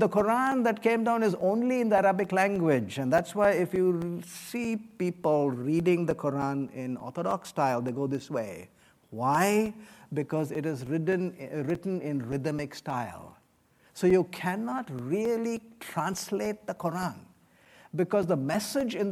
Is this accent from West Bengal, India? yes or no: yes; West Bengal, India; moved away; I come from India. I come from the state of Bengal